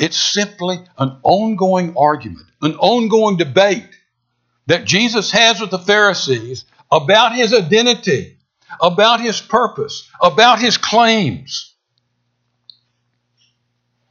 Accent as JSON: {"language": "English", "town": "San Diego", "region": "California", "country": "United States", "tie": "born or raised there", "said": "I was born in San Diego, California"}